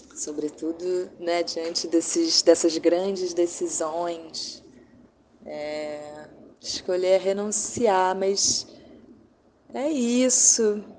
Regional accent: Brazil; moved away as an adult; now in France; eu sou, não sou daqui, eu não sei se isso é normal, mas você me liga 10 da noite, eu não acho que isso é normal, de onde eu venho isso não é normal

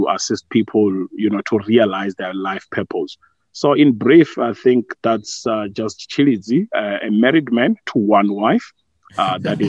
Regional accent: Vuwani, Limpopo, South Africa; also born or lived in Polokwane; born and bred in Vuani in Limpopo. That's just outside the famous town of Thohoyandou.

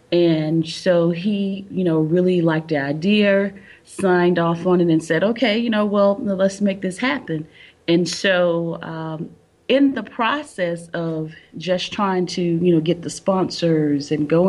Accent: Albany, Georgia, United States; now in North Carolina, United States; Originally, no, I am not from North Carolina. I am originally from Albany, Georgia.

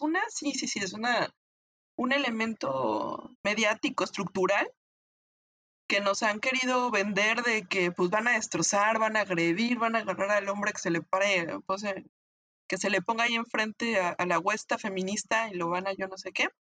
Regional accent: Mexico

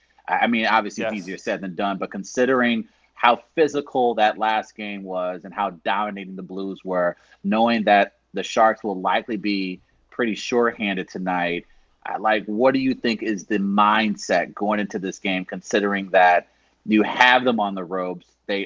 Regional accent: St. Louis, Missouri, United States; moved away as an adult; now in New York, United States; I said, yeah, I'm from St. Louis.

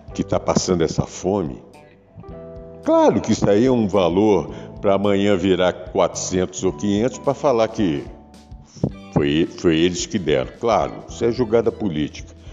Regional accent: Brazil; como brasileiro sou e gosto daqui e adoro esse país

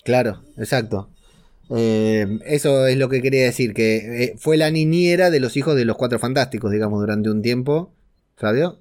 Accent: Argentina; yo soy de Argentina

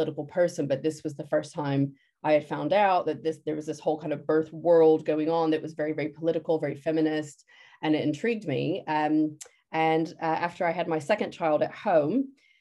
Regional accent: United States; moved away as an adult; also born or lived in London, United Kingdom; now in Shoreham-by-Sea, United Kingdom; I'm originally from the States, but I've lived in the UK for about 20 years

